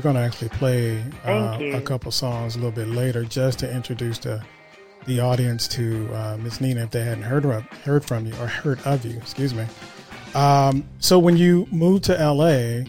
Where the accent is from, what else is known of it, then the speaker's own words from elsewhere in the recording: Vallejo, California, United States; I'm from Vallejo.